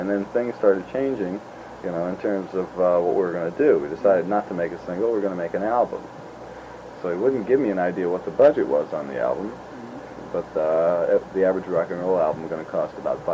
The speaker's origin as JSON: {"language": "English", "region": "California", "country": "United States", "said": "we're from California, you know, come out here"}